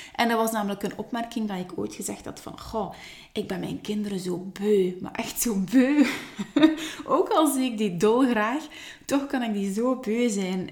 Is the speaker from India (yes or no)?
no; Ghent, Flanders, Belgium; accent: Ghent; moved away; also born or lived in Hofstade, Belgium; oorspronkelijk wel vanuit het Gentse. Vandaar ook mijn Gents accent